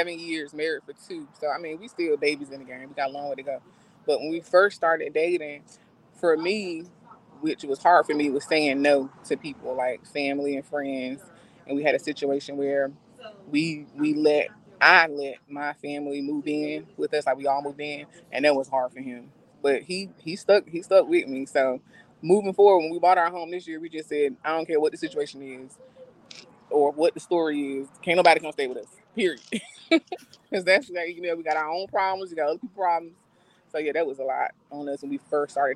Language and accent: English; Enfield, North Carolina, United States; we're both from Enfield, North Carolina, small town outside of Rocky Mount